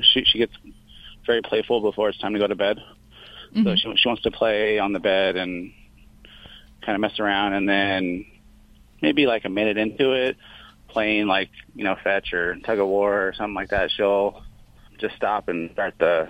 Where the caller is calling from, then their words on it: Lake Forest, California, United States; From Lake Forest, California.